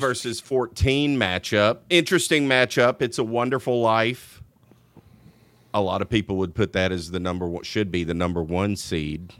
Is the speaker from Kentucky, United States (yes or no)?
no; Louisiana, United States; I'm from Louisiana." No, you don't talk like them, like I promise you, I've lived there pretty much my whole life.